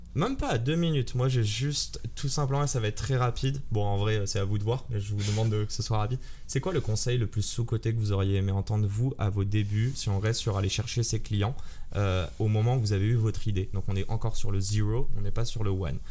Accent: Morocco; Je suis marocain

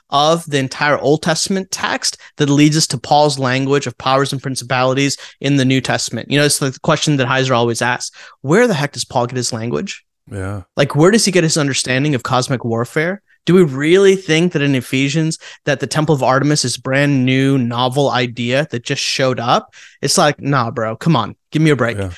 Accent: India; moved away; I'm Indian from India

